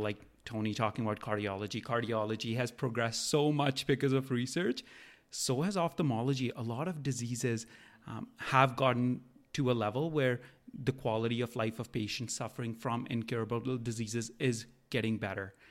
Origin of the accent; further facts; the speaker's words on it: India; now in Canada; I grew up in India